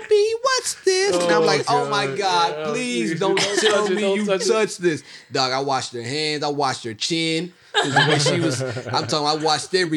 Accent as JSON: {"language": "English", "region": "Mississippi", "country": "United States", "said": "I'm from Mississippi. Hurricane Katrina came through my town"}